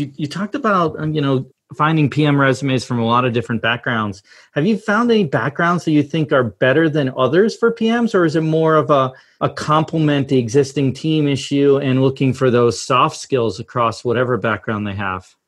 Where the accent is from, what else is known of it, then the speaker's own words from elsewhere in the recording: Massachusetts, United States; moved away; also born or lived in Pittsburgh / San Francisco; I grew up in Massachusetts, always a big Celtics, Red Sox, you know, fan